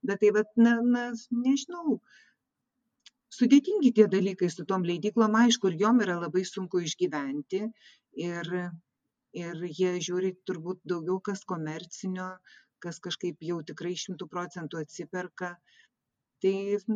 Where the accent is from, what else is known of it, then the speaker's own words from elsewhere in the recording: Vilnius, Vilnius County, Lithuania; moved away as an adult; now in Klaipėda, Lithuania; mano gimtasis miestas yra vilnius ir aš čia būtent jau po atvažiavau tiktai dvidešimt penkerių metų į klaipėdą tai vat jau dabar daug ilgiau gyvenu klaipėdoje negu vilniuje